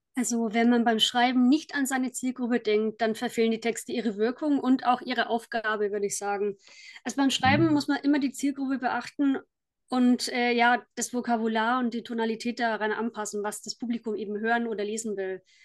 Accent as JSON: {"language": "German", "town": "Kulmbach", "region": "Bavaria", "country": "Germany", "said": "ich komme aus Kulmbach in Oberfranken."}